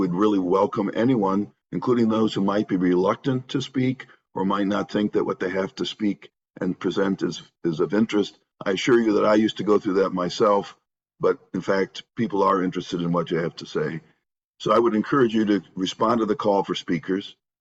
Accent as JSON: {"language": "English", "town": "Northville", "region": "Michigan", "country": "United States", "tie": "born or raised there", "also_born_or_lived": "Santa Barbara, California", "said": "my hometown of Northville, Michigan"}